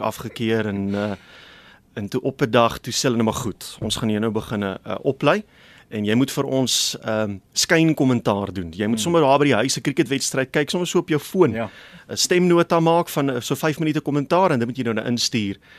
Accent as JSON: {"language": "Afrikaans", "country": "South Africa", "tie": "born or raised there", "also_born_or_lived": "Kokstad, KwaZulu-Natal / Burgersdorp, Eastern Cape", "said": "Kokstad. Hmm. Daar aan die syde van KwaZulu-Natal toe verhuis ons na Burgersdorp in die Oos-Kaap"}